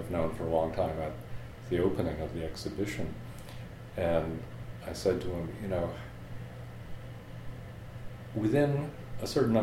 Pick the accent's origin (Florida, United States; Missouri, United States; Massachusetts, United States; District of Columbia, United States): Florida, United States; Sarasota; moved away as an adult; I grew up in Florida. I went to the public schools in Sarasota, Florida.